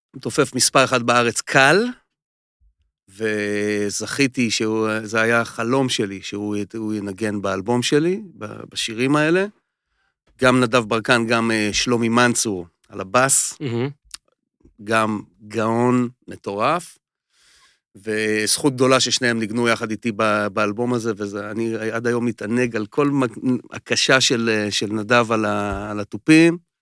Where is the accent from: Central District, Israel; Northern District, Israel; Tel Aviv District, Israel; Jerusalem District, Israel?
Central District, Israel; Nir Tsvi; אני ממושב ניר צבי